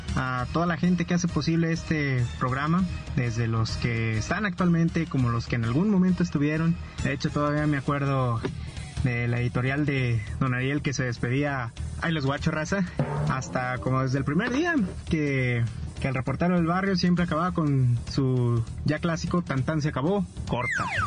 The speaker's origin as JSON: {"language": "Spanish", "country": "Mexico", "also_born_or_lived": "Cancún"}